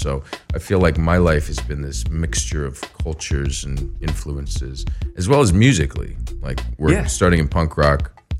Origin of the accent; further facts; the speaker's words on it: Beirut, Beirut Governorate, Lebanon; born there; I was born in Beirut, Lebanon.